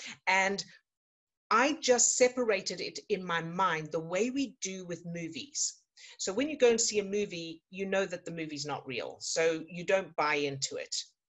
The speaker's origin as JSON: {"language": "English", "country": "South Africa", "tie": "born or raised there", "said": "I was born into a circus family, that, you know, I grew up in South Africa, and there was a lot of moving around"}